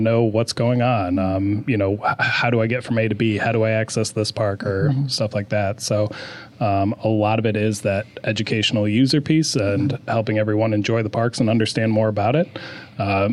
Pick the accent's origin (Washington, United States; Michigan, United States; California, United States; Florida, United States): Michigan, United States; moved away as an adult; now in Issaquah, United States; I'm actually originally from Michigan